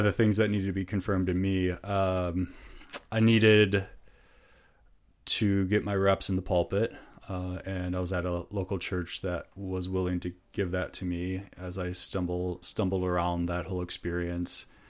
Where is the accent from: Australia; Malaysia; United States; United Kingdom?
United States; Minnesota; accent: northern; moved away as an adult; also born or lived in Chicago; we're from Minnesota, so very familiar with Minnesota culture